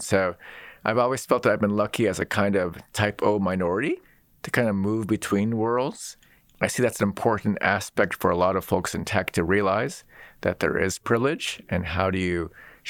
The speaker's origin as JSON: {"language": "English", "town": "Seattle", "region": "Washington", "country": "United States", "tie": "born or raised there", "said": "I grew up in Seattle."}